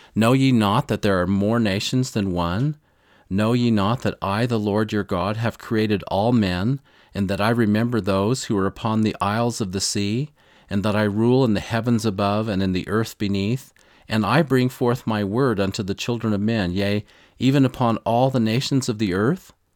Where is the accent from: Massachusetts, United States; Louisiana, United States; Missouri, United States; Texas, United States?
Missouri, United States; this reminds me of a story from my youth. I'm from Missouri, of course, right in the heart of the Bible Belt, and this amazing former pro football player came into our town